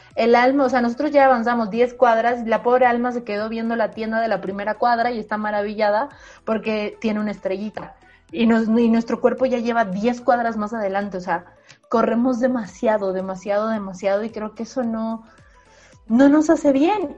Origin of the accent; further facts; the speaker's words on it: Bolivia; moved away; also born or lived in Mexico; Soy una boliviana que publicó en México